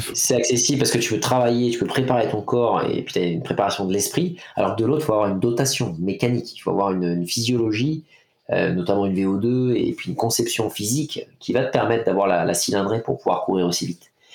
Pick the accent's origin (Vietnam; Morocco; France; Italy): France; chez nous en France